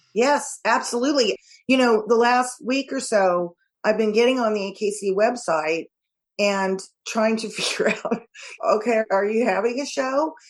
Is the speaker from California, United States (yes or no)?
yes; California, United States; I'm from California